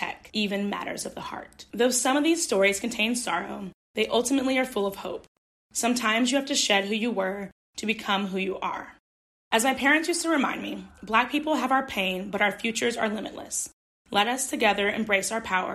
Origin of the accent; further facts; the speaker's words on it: the American South, United States; Growing up in the American South